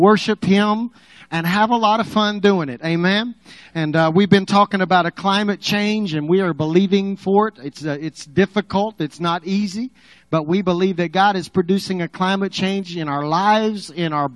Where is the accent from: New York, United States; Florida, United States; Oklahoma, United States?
Oklahoma, United States; Apache; now in Texas, United States; I grew up around Apache